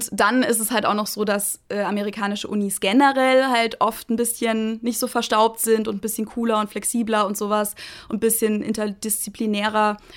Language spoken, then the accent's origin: German; Munich, Bavaria, Germany; ich komme aus München, ich habe in München studiert an der LMU